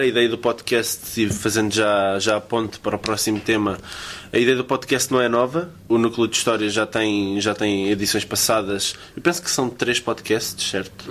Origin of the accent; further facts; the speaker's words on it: Loures, Lisbon, Portugal; sou de Louros